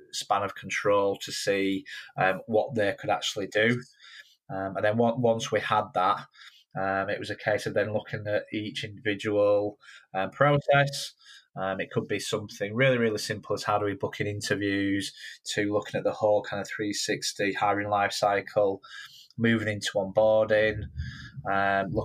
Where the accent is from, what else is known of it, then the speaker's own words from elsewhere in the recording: Yorkshire and the Humber, United Kingdom; growing up in Yorkshire